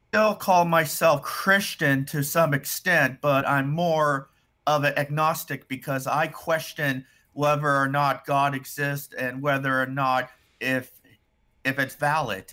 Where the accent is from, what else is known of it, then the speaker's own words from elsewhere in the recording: United States; I'm American